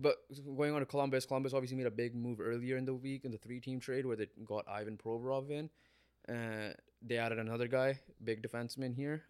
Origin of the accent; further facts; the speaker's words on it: Canada; we're Canadian, we have Canadian pride